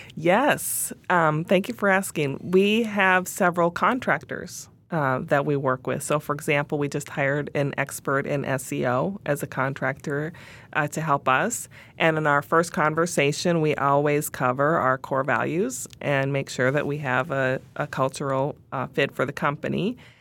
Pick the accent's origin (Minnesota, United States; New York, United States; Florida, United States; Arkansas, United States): Minnesota, United States; Minneapolis; we're headquartered in Minneapolis, in my hometown.